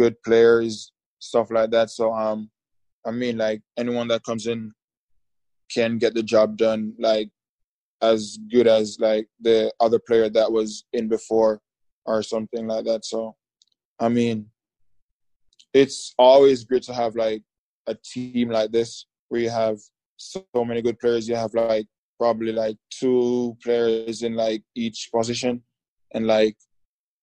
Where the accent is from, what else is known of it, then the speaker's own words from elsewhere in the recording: Jamaica; moved away as an adult; now in United States; back home in Jamaica